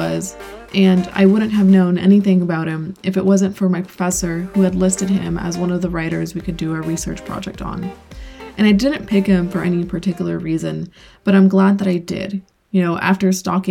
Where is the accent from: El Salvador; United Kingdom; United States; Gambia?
El Salvador; moved away; I was born in El Salvador, and as the years go by, the more I miss it. I do go back and visit